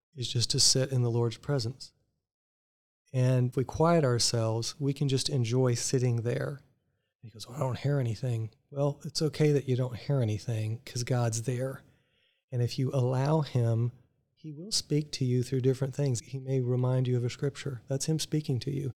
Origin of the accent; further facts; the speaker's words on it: McAllen, Texas, United States; moved away as an adult; also born or lived in Tulsa, Oklahoma; now in Virginia Beach, United States; I grew up in South Texas, in McAllen